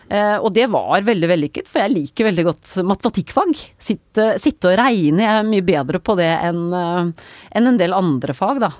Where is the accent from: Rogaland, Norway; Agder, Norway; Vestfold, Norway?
Vestfold, Norway; Nøtterøy; Jeg er fra Nøtterøy